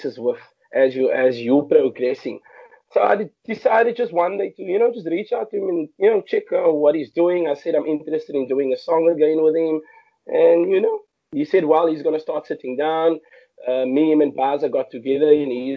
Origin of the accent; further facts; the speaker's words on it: Cape Town, Western Cape, South Africa; I grew up in Mitchells Plain, which is a huge colored township in Cape Town.